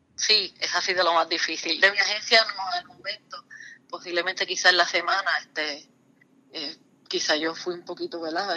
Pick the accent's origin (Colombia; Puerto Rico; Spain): Puerto Rico; Lares; yo soy del pueblo de Lares